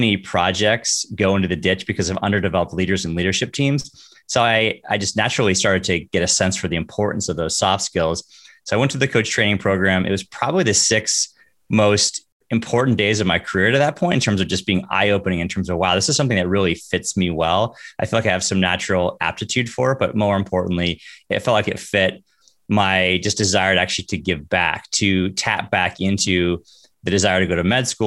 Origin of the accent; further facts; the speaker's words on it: Northern California, United States; I grew up in Northern California, very typical kid